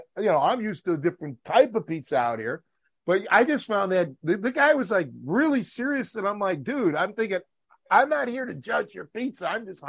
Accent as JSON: {"language": "English", "town": "Chicago", "region": "Illinois", "country": "United States", "said": "one of the crew said that told the owner that I'm from Chicago."}